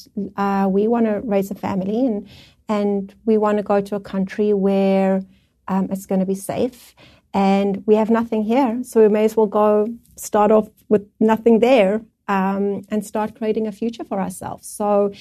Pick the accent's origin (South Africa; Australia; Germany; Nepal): South Africa; moved away as an adult; now in Canada; we're from South Africa